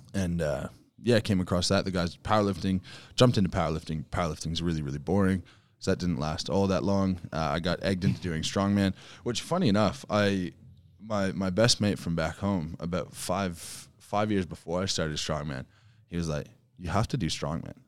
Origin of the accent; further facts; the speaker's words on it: Canada; moved away as an adult; now in Australia; I was moving back to Canada